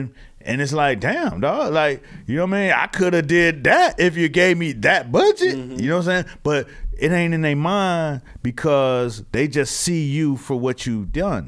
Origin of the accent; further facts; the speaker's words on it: Miami, Florida, United States; now in New York, United States; I didn't grow up in New York, so yeah. I grew up in Miami